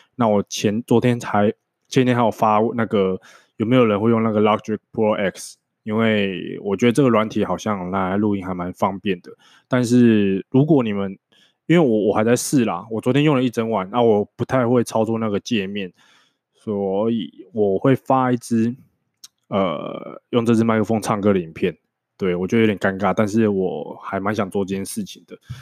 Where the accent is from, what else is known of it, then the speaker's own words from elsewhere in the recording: Changhua County, Taiwan; moved away as an adult; also born or lived in northern Taiwan; 因为我是彰化人嘛，那我念的高中是国立彰化商业职业高级学校，就是彰化高商